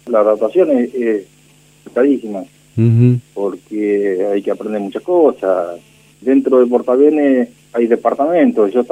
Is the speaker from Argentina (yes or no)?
yes; Bordenave, Buenos Aires Province, Argentina; Yo soy nativo de la localidad de Bordenave, partido de Puan.